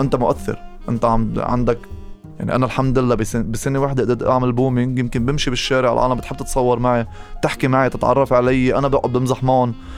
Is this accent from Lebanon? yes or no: yes; Lebanon; انا شاب لبناني